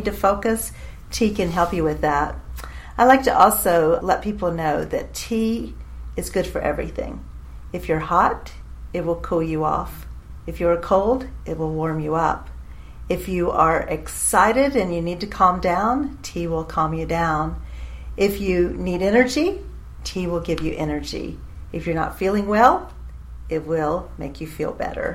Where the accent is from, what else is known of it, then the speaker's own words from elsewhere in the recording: St. Augustine, Florida, United States; moved away as an adult; now in Nashville, United States; I actually lived most of my life in St. Augustine, Florida, but I've been in Nashville, Tennessee now